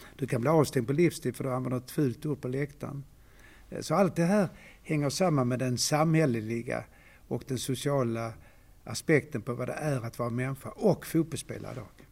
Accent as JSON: {"language": "Swedish", "town": "Malmö", "region": "Skåne", "country": "Sweden", "tie": "born or raised there", "moved": "as an adult", "said": "så är jag född i Malmö, uppvuxen här"}